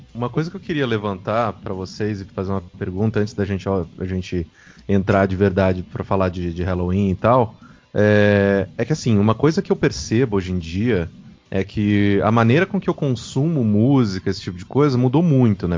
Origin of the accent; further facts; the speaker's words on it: Mococa, São Paulo, Brazil; eu sou de Mococa